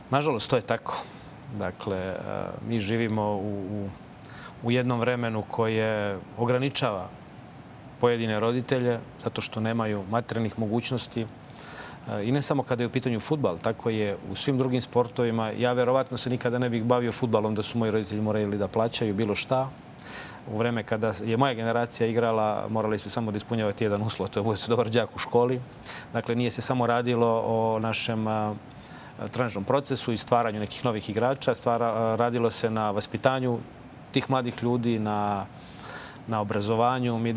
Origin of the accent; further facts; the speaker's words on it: Čačak, Moravica District, Serbia; Naročito u tom kraju odakle ja dolazim. Ja sam rođen u Čačku